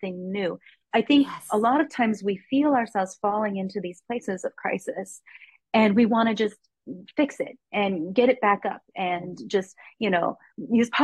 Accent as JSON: {"language": "English", "country": "United States", "said": "I'm from the United States"}